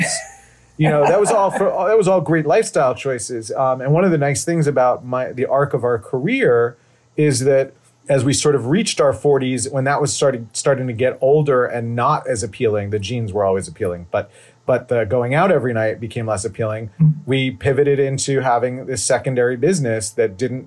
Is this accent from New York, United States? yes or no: yes; New York, United States; being a teenager growing up in New York